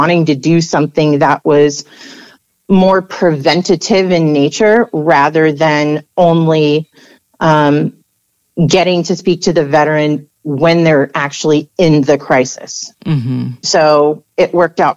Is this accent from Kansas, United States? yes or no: no; Southern California, United States; I'm from Southern California originally.